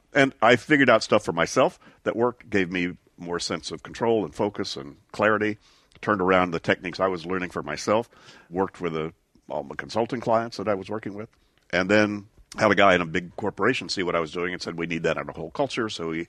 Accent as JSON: {"language": "English", "town": "Shreveport", "region": "Louisiana", "country": "United States", "tie": "born or raised there", "also_born_or_lived": "East Texas, United States", "moved": "as an adult", "said": "Well, I grew up first in East Texas for my first 6 years, and then Shreveport, Louisiana, until I went to college in Sarasota, Florida"}